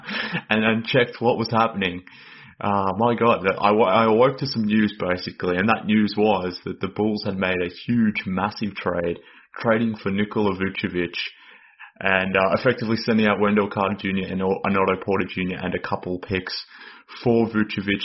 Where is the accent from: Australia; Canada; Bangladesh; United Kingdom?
Australia; accent: Australian; based on my accent, but I'm based in Australia.